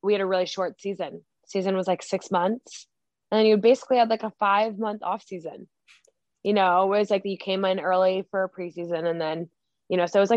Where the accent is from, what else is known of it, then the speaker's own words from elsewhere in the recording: Pacific Northwest, United States; also born or lived in Idaho; I'm from the Pacific Northwest